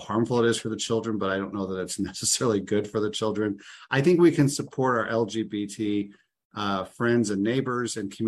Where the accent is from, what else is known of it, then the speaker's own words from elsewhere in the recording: Illinois, United States; I grew up in Illinois